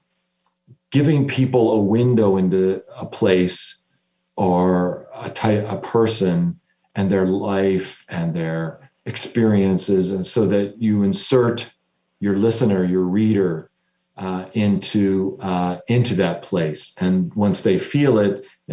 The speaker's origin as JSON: {"language": "English", "country": "United States", "said": "as an American"}